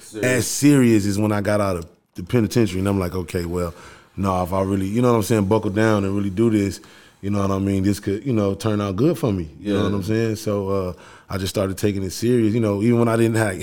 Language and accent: English; East Chicago, Indiana, United States; I'm from East Chicago, Indiana, so that's where it all started at for me